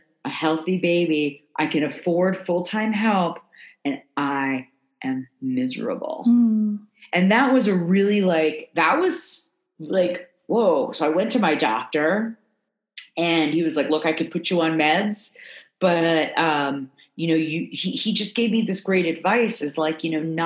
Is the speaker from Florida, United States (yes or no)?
yes; South Florida, United States; moved away; I grew up in South Florida, moving to the South.